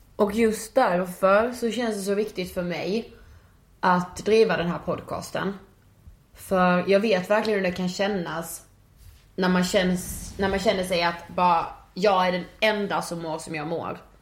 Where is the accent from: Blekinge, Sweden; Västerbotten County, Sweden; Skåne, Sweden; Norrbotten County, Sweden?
Blekinge, Sweden; Karlshamn; now in Stockholm, Sweden; Jag kommer från eh, Blekinge och eh, en liten stad som heter Karlshamn